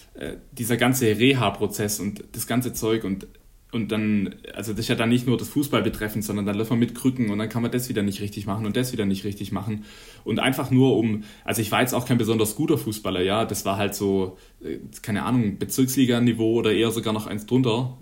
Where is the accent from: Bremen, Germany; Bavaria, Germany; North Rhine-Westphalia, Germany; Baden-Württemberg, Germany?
Baden-Württemberg, Germany; Neckarwestheim; moved away as an adult; now in Konstanz, Germany; ich komme ja ursprünglich aus Nackerwestheim und war in Laufen ähm, auf der Schule